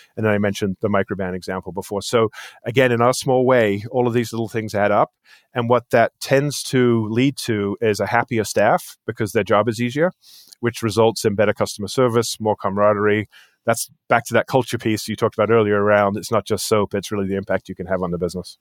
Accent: England, United Kingdom; moved away as an adult; also born or lived in New Jersey, United States; now in United States; I moved over here after high school when I was eighteen years old. I grew up in England, actually

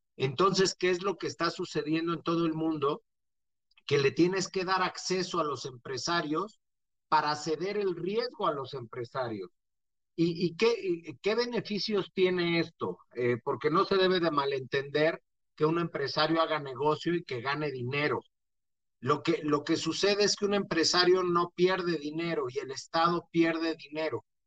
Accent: Mexico; como mexicanos

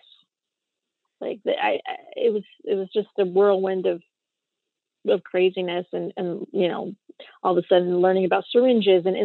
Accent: Westchester, New York, United States; I'm from Westchester, New York, and I have a son with type 1 diabetes

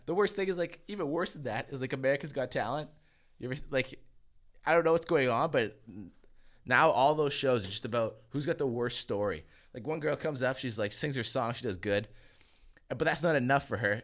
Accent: Selkirk, Manitoba, Canada; from where I'm from, fucking Selkirk

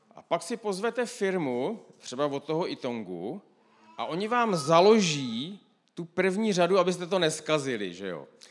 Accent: Moravia, Czechia; já jsem z Moravy

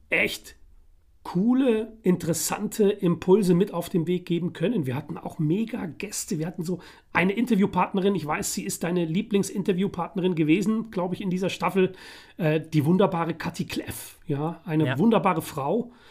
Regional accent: The Hague, South Holland, Netherlands; born there; geboren in Den Haag und Den Haag liegt in Holland, ja.

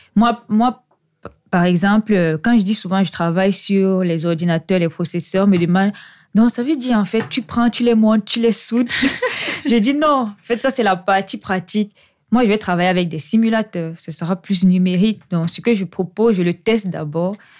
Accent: Yaoundé, Centre, Cameroon; moved away as an adult; now in Lyon, France; je suis originaire du Cameroun. Je suis née euh, précisément à Yaoundé, au Cameroun, où j'ai fait toute ma scolarité

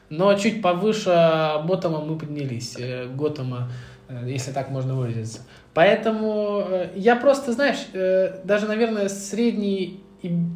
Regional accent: Moscow, Russia; я из Медведкова

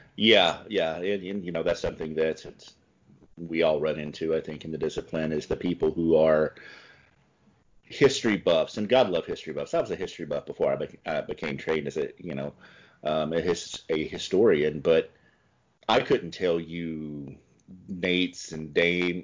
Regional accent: the South, United States; moved away as an adult; also born or lived in California; now in Milwaukee, United States; I come from the South

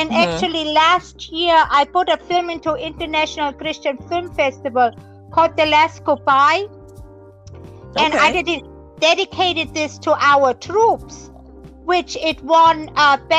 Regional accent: Germany; moved away as an adult; I grew up in Germany

